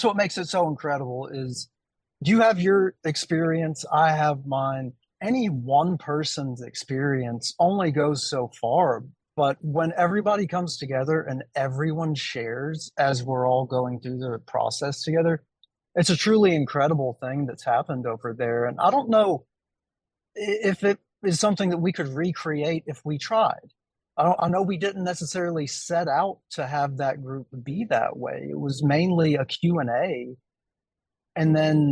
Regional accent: Middle Tennessee, United States; I'm from Middle Tennessee

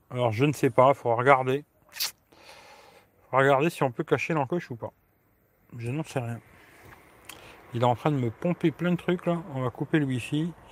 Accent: Grand Est, France; now in Italy; Ouais, je suis de Lorraine, mais là, je suis en Italie.

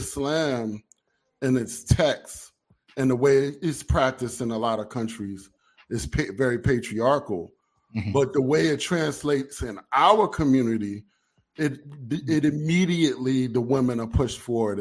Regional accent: New York City, New York, United States; also born or lived in Egypt; I'm a second generation Muslim. I was born and raised in Brooklyn, New York.

